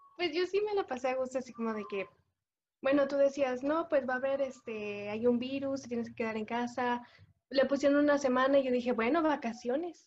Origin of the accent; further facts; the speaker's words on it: Cocula, Jalisco, Mexico; soy de Cocula, Jalisco